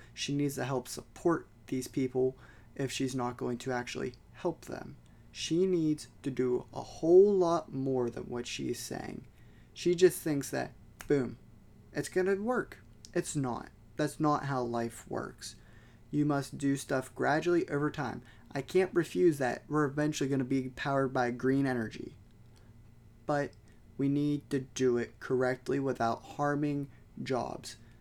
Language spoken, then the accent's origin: English; United States